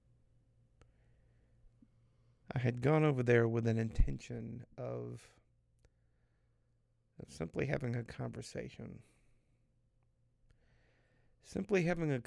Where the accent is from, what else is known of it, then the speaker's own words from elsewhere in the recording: the Bible Belt, the South, United States; growing up in the buckle of the Bible Belt